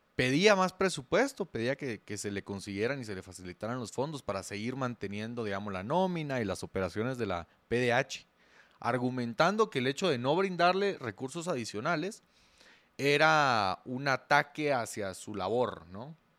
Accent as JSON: {"language": "Spanish", "country": "Guatemala"}